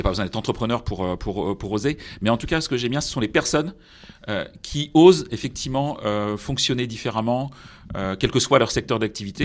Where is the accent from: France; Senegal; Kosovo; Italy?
France; Brittany; moved away; je suis breton, même si j'ai pas du, toujours vécu en Bretagne